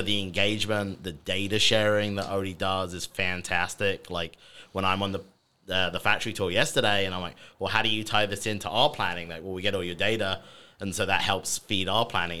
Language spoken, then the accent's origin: English; United Kingdom; accent: British; moved away as an adult; now in United States; I'm the British sounding person on this podcast today